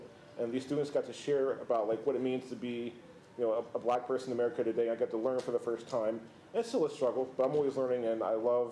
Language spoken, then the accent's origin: English; Cincinnati, Ohio, United States; now in Memphis, United States; I grew up in Cincinnati, Ohio.